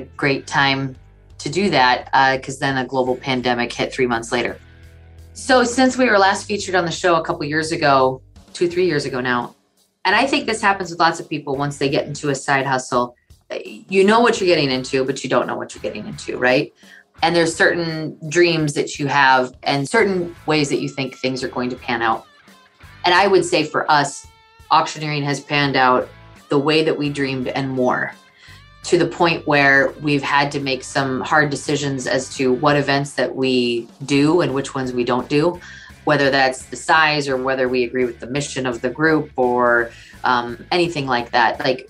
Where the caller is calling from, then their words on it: Bismarck, North Dakota, United States; I am chiming in from Bismarck, North Dakota.